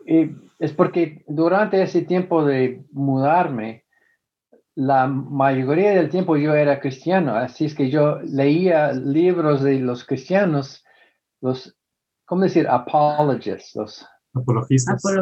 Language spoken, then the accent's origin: Spanish; northern Mexico, Mexico; accent: northern Mexican; todos me dicen que tú eres de México, ¿verdad? Porque tiene, tengo el acento del norte de México, me dicen.